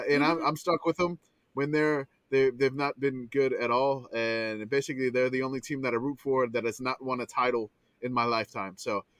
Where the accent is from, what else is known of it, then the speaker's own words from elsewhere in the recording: New Orleans, Louisiana, United States; even though I grew up in New Orleans